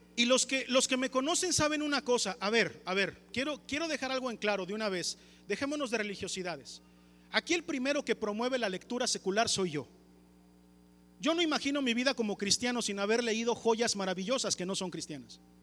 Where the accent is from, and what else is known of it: Mexico